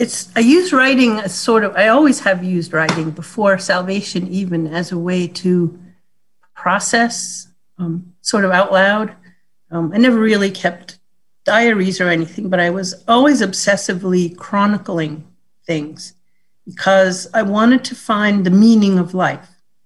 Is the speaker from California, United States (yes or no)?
no; Rhode Island, United States; I grew up in Rhode Island, and that was one of the original 13 colonies.